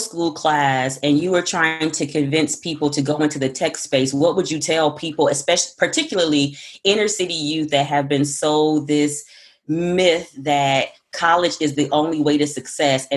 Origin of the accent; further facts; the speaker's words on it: the South, United States; accent: Southern; I'm a Southerner